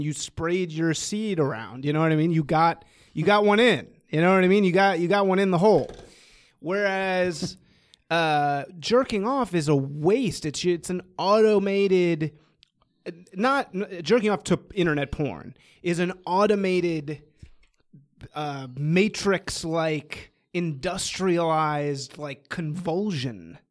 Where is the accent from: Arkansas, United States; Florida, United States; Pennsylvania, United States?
Pennsylvania, United States; Bloomsburg; I was actually born in Bloomsburg, Pennsylvania